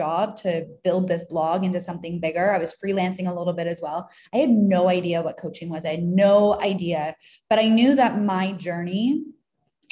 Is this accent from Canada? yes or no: yes; Canada; now in Tulum, Mexico; I'm from Canada